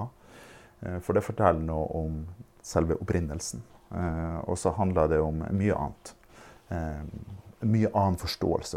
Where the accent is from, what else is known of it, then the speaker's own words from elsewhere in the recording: Fauske, Nordland, Norway; jeg er fra Fauske